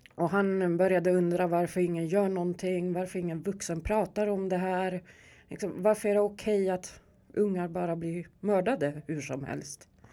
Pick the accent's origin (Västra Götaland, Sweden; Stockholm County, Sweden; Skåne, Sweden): Stockholm County, Sweden; Stockholm; jag är uppväxt här i Järva, jag är från Rinkeby. Jag är riktig Rinkebybo